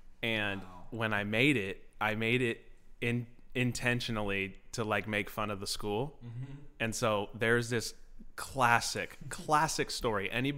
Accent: San Dimas, California, United States; born there; To answer your question, I was born in San Dimas, California.

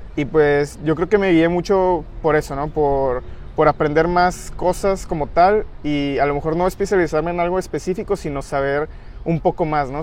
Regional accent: Guadalajara, Jalisco, Mexico; yo eh, soy de Guadalajara

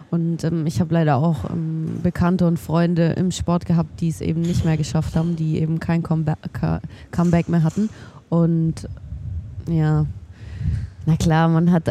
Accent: Munich, Bavaria, Germany; now in Nuremberg, Germany; normalerweise komme ich aus München. Also ich bin in München geboren, aber ich bin äh, Anfang diesen Jahres im Februar nach Nürnberg gezogen.

